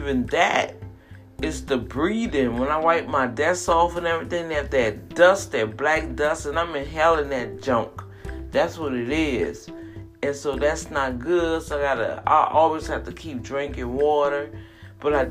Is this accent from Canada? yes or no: no; New Orleans, Louisiana, United States; New Orleans, my hometown